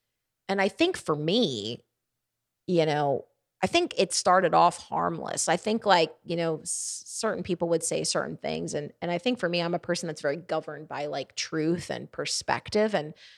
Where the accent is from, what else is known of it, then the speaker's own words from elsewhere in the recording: Baltimore, Maryland, United States; I'm from up north. I'm from Baltimore, Maryland, and the Northeast.